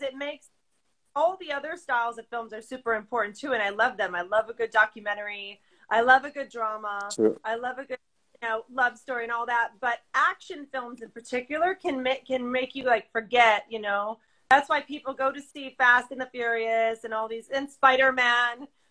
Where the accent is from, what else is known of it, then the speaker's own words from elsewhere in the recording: Chicago, Illinois, United States; I'm from Chicago, and I was an actress